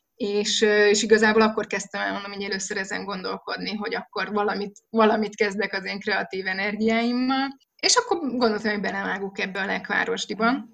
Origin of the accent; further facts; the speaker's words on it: Budapest, Hungary; moved away as an adult; now in Nagymaros, Hungary; én Budapesten a belváró szívében nőttem föl, a parlamenttől egyébként pár soroknyira